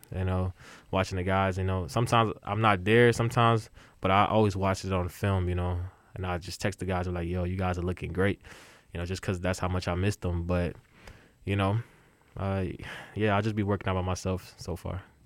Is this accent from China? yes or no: no; Nigeria; I grew up playing soccer because uh, I'm Nigerian